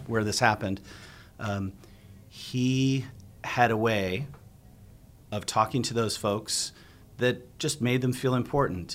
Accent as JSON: {"language": "English", "region": "Southern California", "country": "United States", "tie": "born or raised there", "moved": "yes", "lives_now": "Arizona, United States", "said": "I grew up in Southern California"}